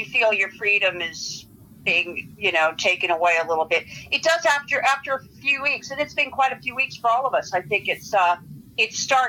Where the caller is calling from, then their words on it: Los Angeles, California, United States; San Fernando Valley in Los Angeles.